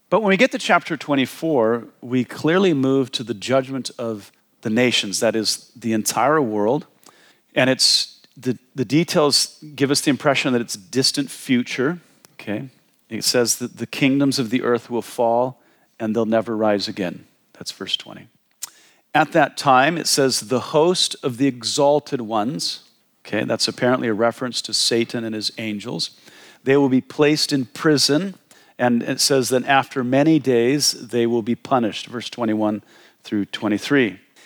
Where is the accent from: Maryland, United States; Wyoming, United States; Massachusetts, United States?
Wyoming, United States; I'm from Wyoming. We have the grizzly bear, and they eat people.